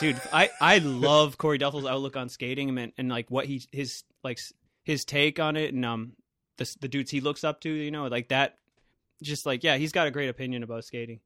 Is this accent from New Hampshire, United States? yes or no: no; Millis, Massachusetts, United States; also born or lived in Holliston; my hometown of Millis